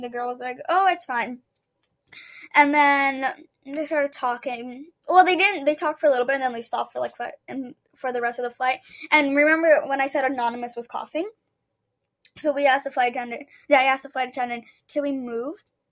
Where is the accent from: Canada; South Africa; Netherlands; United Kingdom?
Canada; we're just Canadian, we're just Canadiani